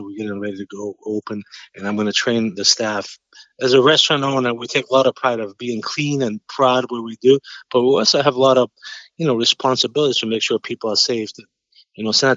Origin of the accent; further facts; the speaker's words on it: Albania; English is a second language; moved away as an adult; also born or lived in New York; now in Boston, United States; I grew up in Albania. I grew up as a farmer, and I left when I was 20